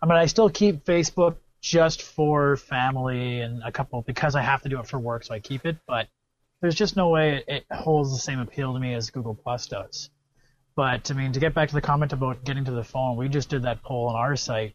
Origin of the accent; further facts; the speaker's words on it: Canada; I'm Canadian